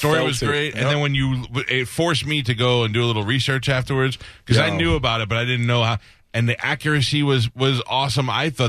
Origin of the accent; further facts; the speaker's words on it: New York City, New York, United States; I grew up in New York. I grew up in Staten Island.